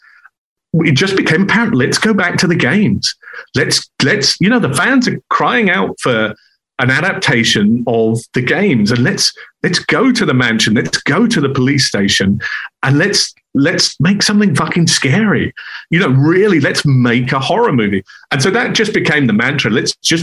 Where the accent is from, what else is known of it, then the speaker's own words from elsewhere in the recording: England, United Kingdom; now in Los Angeles, United States; I'm half German. I'm English. We're outsiders